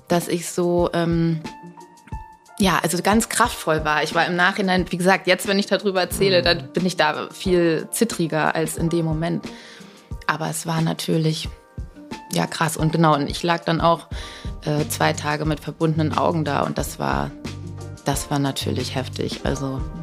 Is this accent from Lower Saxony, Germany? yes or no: yes; Buxtehude, Lower Saxony, Germany; moved away; Ich komme ja aus Buxtehude